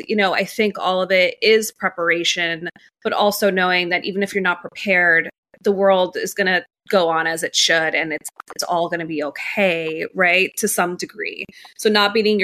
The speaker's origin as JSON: {"language": "English", "town": "New York City", "region": "New York", "country": "United States", "tie": "born or raised there", "also_born_or_lived": "Miami", "said": "My parents came here from Colombia, landed in Jackson Heights in Queens. So I grew up in New York my whole life, pretty much"}